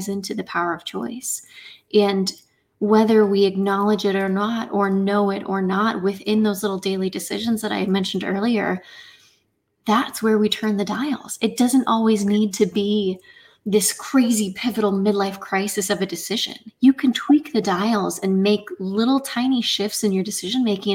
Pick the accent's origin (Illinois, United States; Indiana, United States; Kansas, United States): Indiana, United States; I am from Indiana in the middle of the U.S.